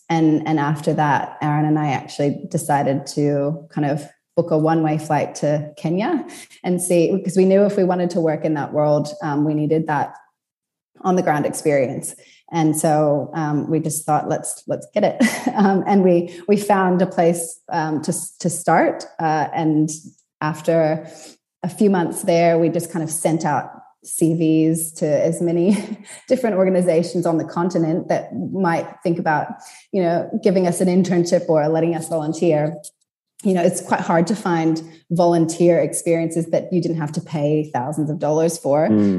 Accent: California, United States; So I grew up in California and, you know, I moved around a lot as a kid and then ended up back in California for uni.

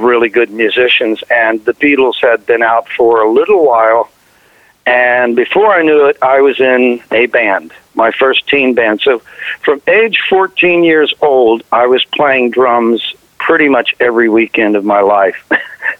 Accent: Covington, Kentucky, United States; I was born in Covington, Kentucky, which is right across the Ohio River from Cincinnati, Ohio

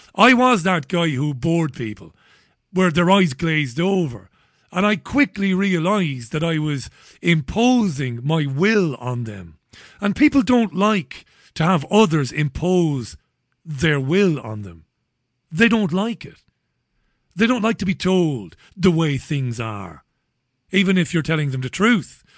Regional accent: Ireland; an Irishman like me

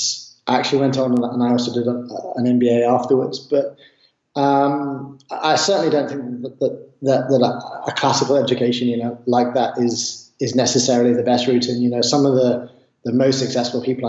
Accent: Southwest Ireland, Ireland; I grew up in Southwest Ireland by the beach

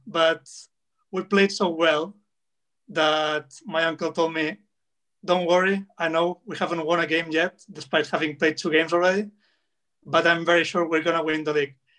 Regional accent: Barcelona, Catalonia, Spain; I was born in Barcelona, uh, 1992

